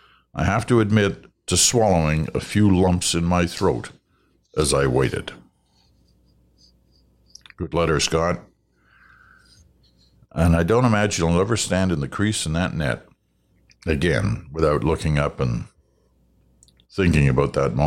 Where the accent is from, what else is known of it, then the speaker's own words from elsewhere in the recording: Brampton, Ontario, Canada; also born or lived in Montreal; Although I now live in the West, I was born in Montreal, grew up in Brampton, Ontario, along with short stays in Peterborough and London for schooling, and I'm extremely grateful for the 30 years I spent in the Toronto area.